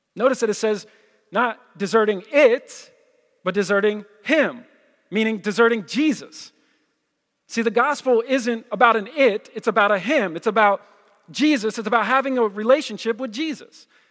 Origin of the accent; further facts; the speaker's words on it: New Jersey, United States; I'm from Jersey